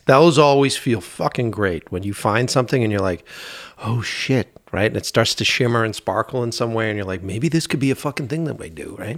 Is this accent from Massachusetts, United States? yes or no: yes; Boston, Massachusetts, United States; it was my hometown